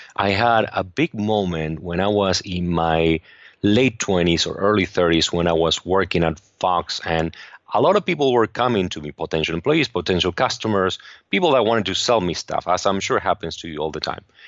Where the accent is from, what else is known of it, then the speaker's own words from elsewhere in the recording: Argentina; English is a second language; moved away as an adult; now in Los Angeles, United States; I grew up in Argentina